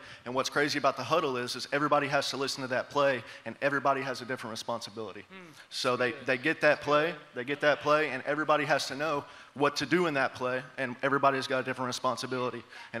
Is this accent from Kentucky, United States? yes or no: yes; Ashland, Kentucky, United States; moved away as an adult; also born or lived in Lexington, Kentucky; now in Murray, United States; I come here from Ashland, Kentucky. Shout out 606.